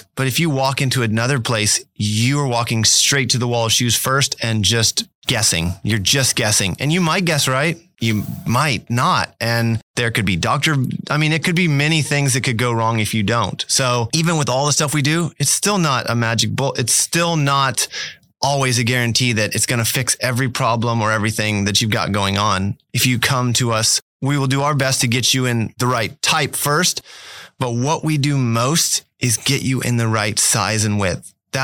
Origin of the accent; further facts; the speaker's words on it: Fort Scott, Kansas, United States; Fort Scott.